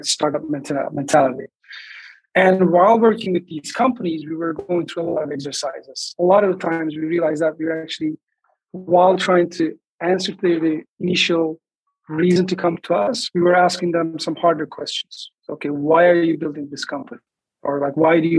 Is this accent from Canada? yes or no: no; Istanbul, Turkey; moved away as an adult; now in Los Angeles, United States; I'm originally from Turkey, Istanbul, and I moved to LA in 2003